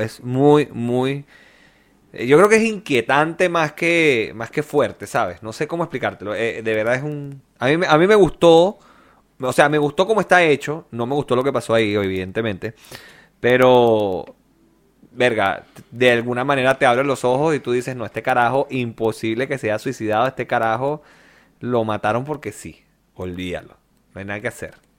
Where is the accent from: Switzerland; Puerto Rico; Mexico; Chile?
Chile